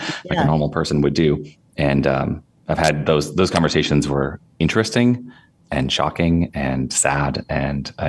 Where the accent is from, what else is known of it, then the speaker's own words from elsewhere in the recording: northern Wisconsin, United States; moved away; also born or lived in Minneapolis; I grew up in northern Wisconsin